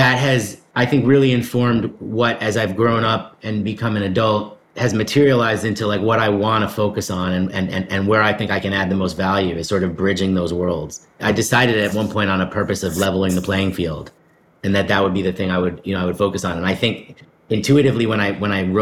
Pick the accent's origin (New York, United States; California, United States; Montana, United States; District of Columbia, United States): New York, United States; New York City; I'm a New York City kid. I grew up in the East Village